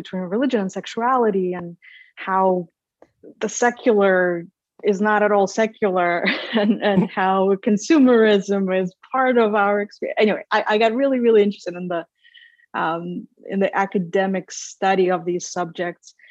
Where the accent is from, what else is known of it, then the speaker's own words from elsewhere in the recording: Minsk, Belarus; moved away as an adult; also born or lived in Lithuania / St. Louis, Missouri / Indiana; now in San Marcos, United States; I grew up in Minsk, Belarus. I was born in the Soviet Union at the time